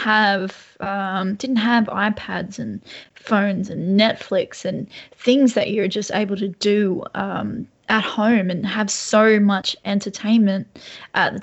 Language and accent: English; Lake Macquarie, New South Wales, Australia; I'm in Lake Macquarie, but I grew up in Lake Macquarie, just near Charlestown as well.